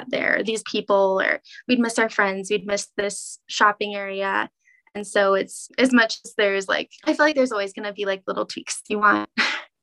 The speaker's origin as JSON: {"language": "English", "town": "Kansas City", "country": "United States", "tie": "born or raised there", "also_born_or_lived": "Olathe/Overland Park, Kansas", "said": "I was born in Kansas City"}